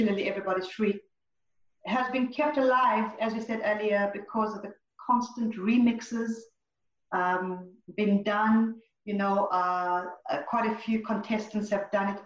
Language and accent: English; Zimbabwe; moved away as an adult; also born or lived in Zambia; I was born in Zambia and grew up in Zimbabwe